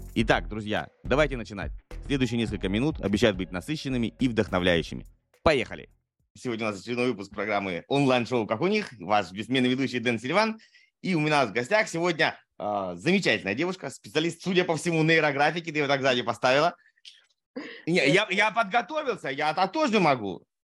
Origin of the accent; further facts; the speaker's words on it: Saratov, Saratov Oblast, Russia; я из Саратова